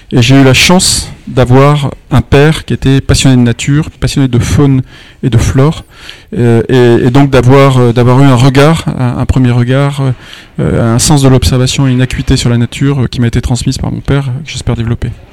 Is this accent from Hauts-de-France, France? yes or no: no; Nîmes-Uzès area, Gard, Occitania, France; je viens de, la région de Nîmes-Uzès. Donc je suis un, un, gardois du soleil